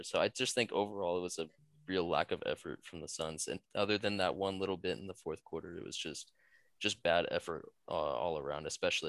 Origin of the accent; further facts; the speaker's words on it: Arizona, United States; I'm from Arizona, so it came a little bit more naturally to me, I think, with everyone here being a Suns fan.